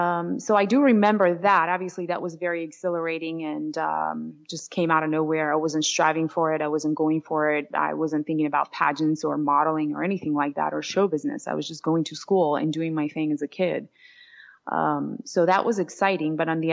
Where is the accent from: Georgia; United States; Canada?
Georgia; English is a second language; moved away; late 90s when I moved to New York City from Georgia, but it was absolutely a part of Soviet Union.